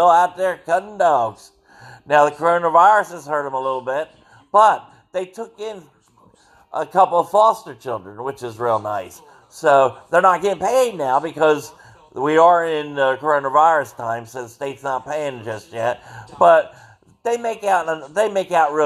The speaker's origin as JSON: {"language": "English", "area": "Cumberland County", "region": "New Jersey", "country": "United States", "tie": "born or raised there", "also_born_or_lived": "Atlantic City, New Jersey / Somers Point, New Jersey / Pittsgrove, New Jersey", "said": "Then we basically stayed in the Cumberland County area"}